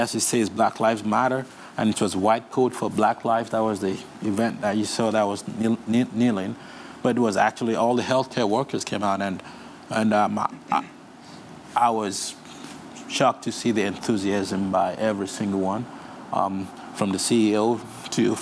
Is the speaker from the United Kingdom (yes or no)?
no; Nigeria; moved away; also born or lived in Russia; I'm from Nigeria